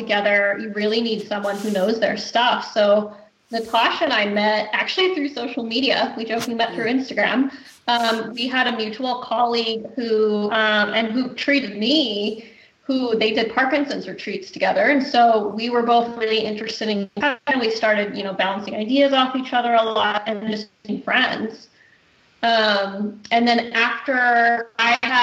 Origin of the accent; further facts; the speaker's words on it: United States; now in Nanaimo, Canada; I am American